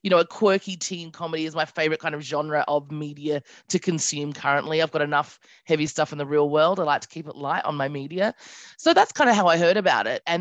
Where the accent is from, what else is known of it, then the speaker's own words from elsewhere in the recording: Australia; also born or lived in United Kingdom; now in New York, United States; So, I'm from Australia, but I lived in the UK for quite some time. Uh, so, my accent is really all over the place, and now I live in New York, which is really exciting.